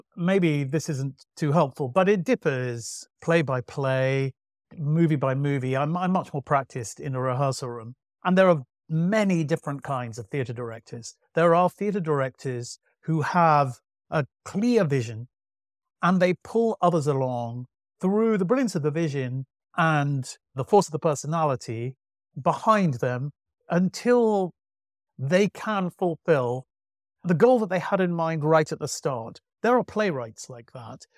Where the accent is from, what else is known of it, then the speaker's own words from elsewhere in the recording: Manchester, North West England, United Kingdom; I grew up in Manchester